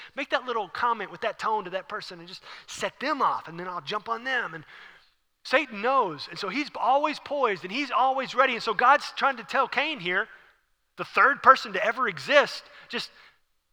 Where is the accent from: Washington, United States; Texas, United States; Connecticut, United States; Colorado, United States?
Texas, United States; Houston; I'm from Houston.